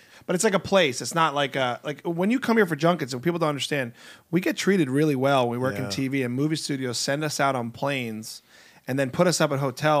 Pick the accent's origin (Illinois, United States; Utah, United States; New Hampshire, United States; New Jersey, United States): New Jersey, United States; now in Los Angeles, United States; I like to rip on LA because I'm from Jersey